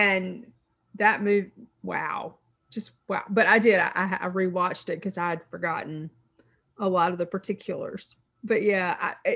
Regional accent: United States; I'm a history teacher. I'm an American

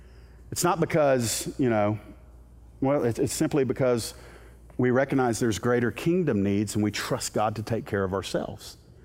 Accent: Miami, Florida, United States; born there; I was born in Miami, Florida, June 16th, 1970, in Homestead Air Force Base.

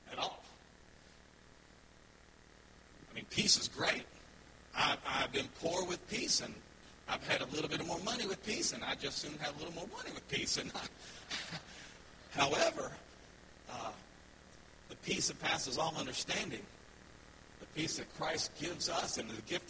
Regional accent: United States; moved away as an adult; now in Cuenca, Ecuador; I am an American

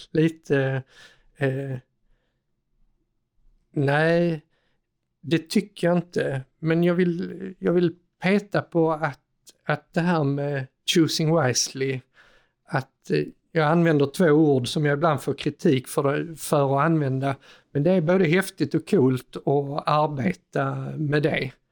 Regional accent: Skåne, Sweden; nu är det ju snart lunch så först ska jag som sann skåning

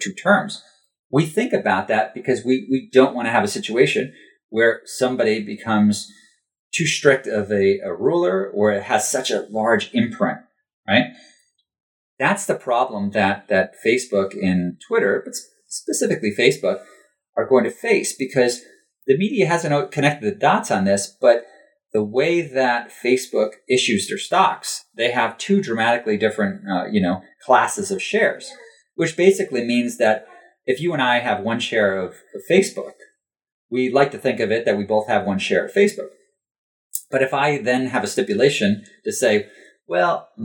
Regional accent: United States; as an American

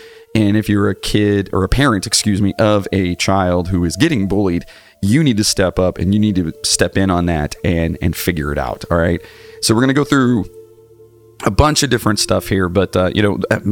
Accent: Cleveland, Ohio, United States; also born or lived in Wellington, Ohio; I was growing up in Cleveland

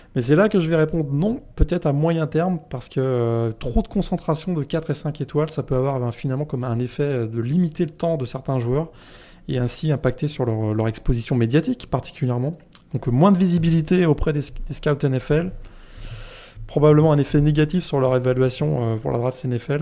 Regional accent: Brittany, France; je suis breton

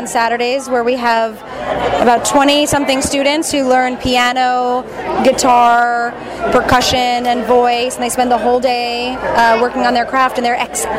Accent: New York, United States; I'm from New York.

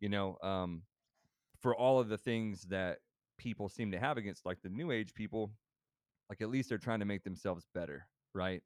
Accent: Texas, United States; growing up in Texas

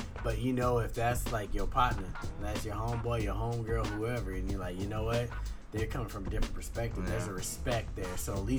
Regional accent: Hawaii, United States; Yeah, I'm a Hawaiian nigga.

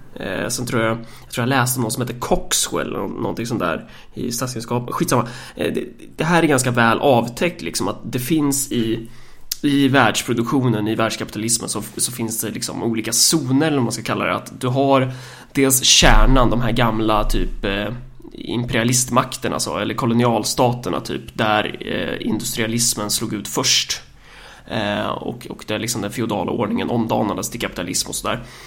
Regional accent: Sweden; vi eh, som svenskar

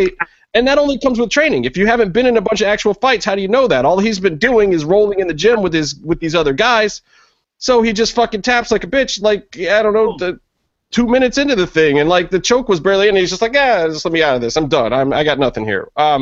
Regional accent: Cleveland, Ohio, United States; my hometown of Cleveland, Ohio.

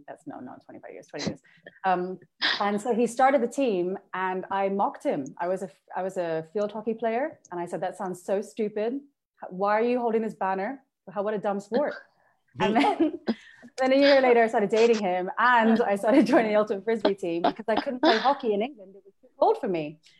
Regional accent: Hong Kong; moved away as an adult; also born or lived in United Kingdom; now in Malaysia; I'm Filipino-British. I grew up in Hong Kong. I'm now living in Malaysia, where I've been for 7 years.

